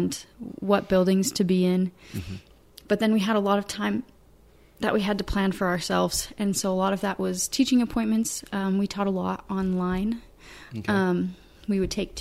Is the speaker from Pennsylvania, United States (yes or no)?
no; Fishers, Indiana, United States; moved away as an adult; also born or lived in Rexburg, Idaho; I grew up in Fishers. I've stayed in Fishers